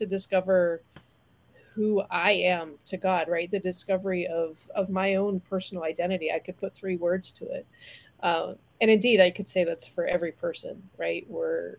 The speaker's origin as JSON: {"language": "English", "town": "Steubenville", "region": "Ohio", "country": "United States", "tie": "born or raised there", "also_born_or_lived": "Philippines / Baltimore", "moved": "yes", "said": "Grew up in Ohio, born and raised in Steubenville, Ohio"}